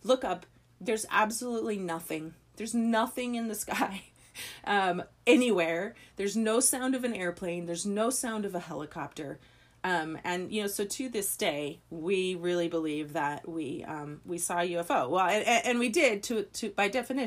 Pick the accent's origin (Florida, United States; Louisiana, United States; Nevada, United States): Nevada, United States; Las Vegas; I grew up in Las Vegas, more or less. I had lived there when I was little, and then I moved there when I was 13 and stayed all the way through and graduated from high school in Las Vegas.